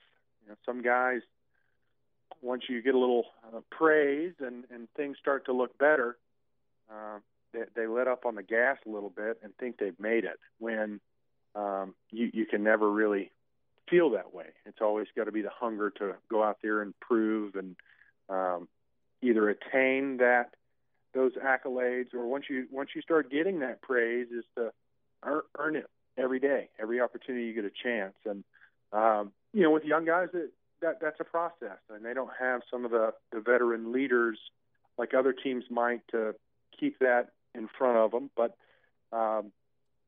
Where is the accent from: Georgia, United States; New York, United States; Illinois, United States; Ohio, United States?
Georgia, United States; Atlanta; born and raised in Atlanta, I am a lifelong Whodatter